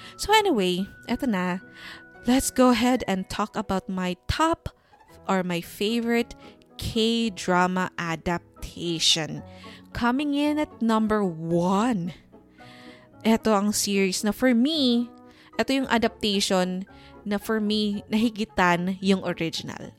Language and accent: Tagalog; Philippines; as a Filipino or a teleserye fan